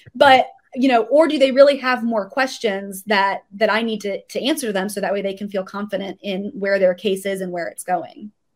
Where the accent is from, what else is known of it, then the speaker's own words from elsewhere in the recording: South Florida, United States; I am actually originally from South Florida